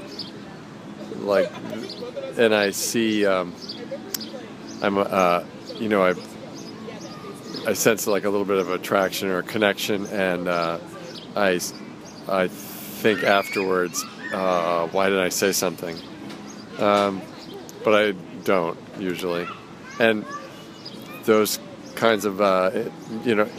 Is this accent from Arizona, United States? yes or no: no; Portland, Oregon, United States; I come from Portland, Oregon.